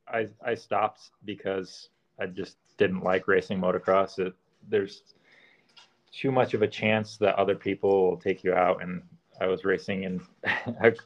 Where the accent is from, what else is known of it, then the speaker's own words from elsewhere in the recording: Connecticut, United States; I grew up in Connecticut, and we didn't have anywhere to ride off-road